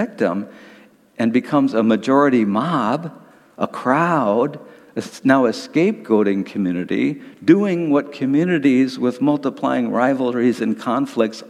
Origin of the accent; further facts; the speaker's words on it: Detroit, Michigan, United States; I grew up in Detroit in the 1950s and 1960s